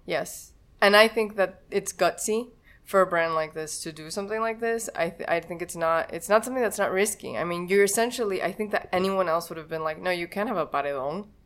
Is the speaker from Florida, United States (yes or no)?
yes; Miami, Florida, United States; I was born in Miami